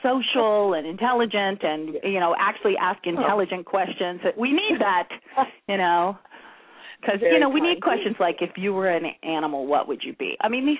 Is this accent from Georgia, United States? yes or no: yes; Atlanta, Georgia, United States; accent: southern; I'm from Atlanta, but I was raised by parents from the north, and because I was an ice skater, I was away a lot.